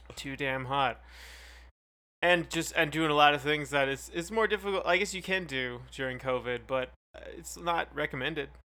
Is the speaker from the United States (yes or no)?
no; Calgary, Alberta, Canada; where we grew up in Calgary